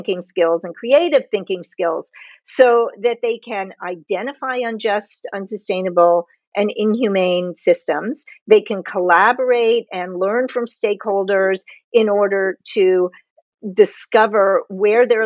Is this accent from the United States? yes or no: yes; United States; I'm from the United States